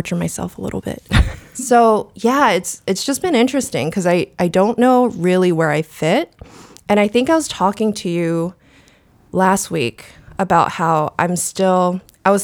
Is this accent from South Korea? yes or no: yes; South Korea; moved away; I was born in Korea